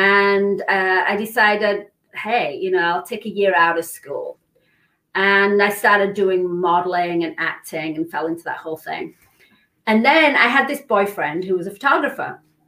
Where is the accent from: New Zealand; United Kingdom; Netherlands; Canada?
United Kingdom; England; moved away as an adult; now in California, United States; So I came from England. I was a model. I was actually the Marlboro cigarette girl. So in England, they had a girl instead of the Marlboro man.